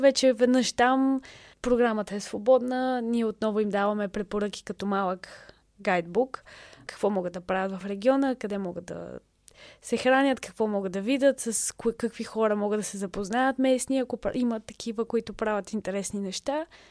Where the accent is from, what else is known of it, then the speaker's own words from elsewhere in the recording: Bulgaria; moved away as an adult; also born or lived in England / Lebanon; за нас, като българи